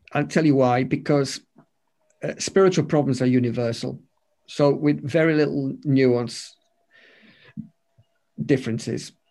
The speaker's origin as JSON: {"language": "English", "country": "United Kingdom", "said": "You know, we're British, we're reserved."}